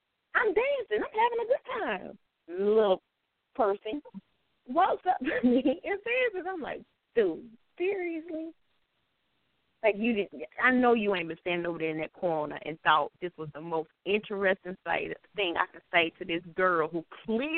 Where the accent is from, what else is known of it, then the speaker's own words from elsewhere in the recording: the South, United States; accent: southern; I do have a southern accent and some stuff. Does come out a little with a drawl